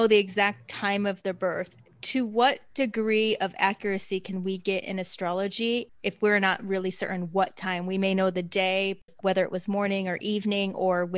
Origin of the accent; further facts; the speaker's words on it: South Korea; I was born in South Korea